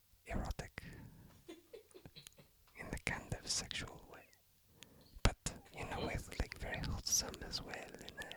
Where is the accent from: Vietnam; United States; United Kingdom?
United States; Texas; now in New Zealand; I'm like, oh, I'm American. I'm from blah blah. I'm from Texas and stuff like that.